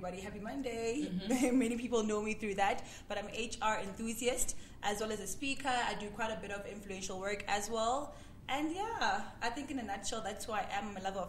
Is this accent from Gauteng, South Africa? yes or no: no; Durban, KwaZulu-Natal, South Africa; moved away; also born or lived in Johannesburg; I'm born and bred in Durban